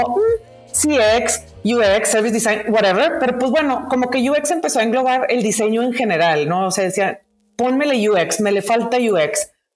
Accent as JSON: {"language": "Spanish", "town": "Monterrey", "region": "Nuevo León", "country": "Mexico", "said": "siendo regia"}